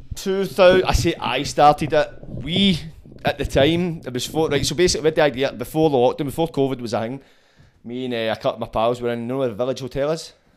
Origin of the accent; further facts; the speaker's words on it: Scotland, United Kingdom; it's great being Scottish